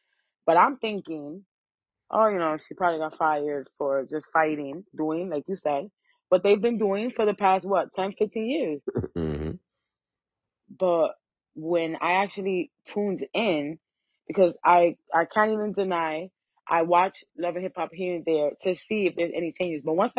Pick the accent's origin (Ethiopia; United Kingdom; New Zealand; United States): United States; I was born in the U.S. I'm Dominican and Arabic.